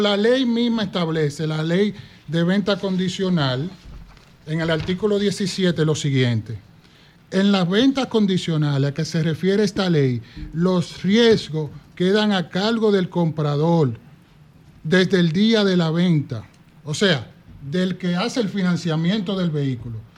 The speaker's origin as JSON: {"language": "Spanish", "town": "Duvergé", "region": "Independencia", "country": "Dominican Republic", "also_born_or_lived": "Jimaní", "said": "yo soy de Duvergé y Jimaní"}